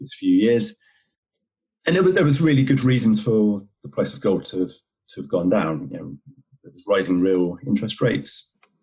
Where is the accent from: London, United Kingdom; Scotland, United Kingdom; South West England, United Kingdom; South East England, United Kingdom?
South West England, United Kingdom; Somerset; now in Worcestershire, United Kingdom; I grew up in Somerset in England